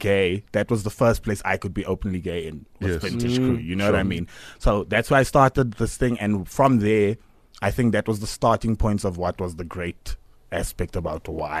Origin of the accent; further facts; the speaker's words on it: Cape Town, Western Cape, South Africa; born there; now in Johannesburg, South Africa; I was born in Cape Town.